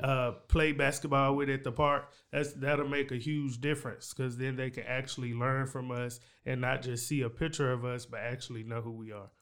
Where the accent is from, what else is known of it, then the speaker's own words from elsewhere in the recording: Waco, Texas, United States; also born or lived in Hewitt, Texas; growing up in East Waco, U S